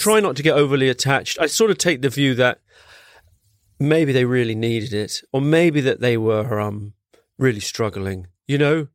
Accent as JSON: {"language": "English", "region": "London", "country": "United Kingdom", "tie": "born or raised there", "also_born_or_lived": "Singapore", "said": "I grew up in Wandsworth"}